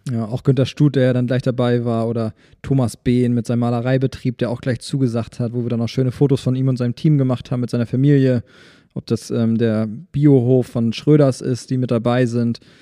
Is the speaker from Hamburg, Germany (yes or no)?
no; Schwarzenberg, Saxony, Germany; ich bin auch in Schwarzweg aufgewachsen